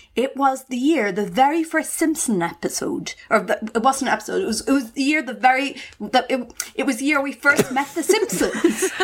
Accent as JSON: {"language": "English", "country": "Ireland", "tie": "born or raised there", "said": "growing up in the Irish countryside"}